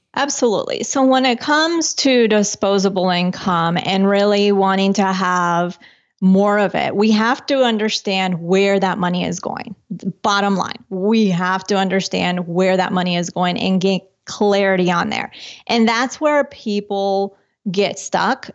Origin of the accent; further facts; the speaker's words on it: Colombia; moved away; I'm from Colombia originally